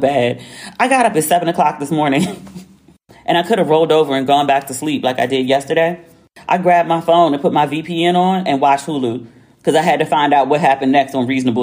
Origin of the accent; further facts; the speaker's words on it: New York City, New York, United States; St. John's between Kingston and Albany, Brooklyn.